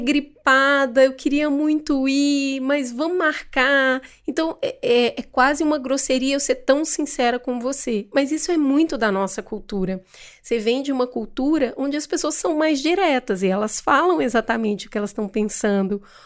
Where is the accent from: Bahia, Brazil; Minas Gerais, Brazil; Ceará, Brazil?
Minas Gerais, Brazil; Eu, eu sou mineira e eu tenho muito orgulho de ser de Minas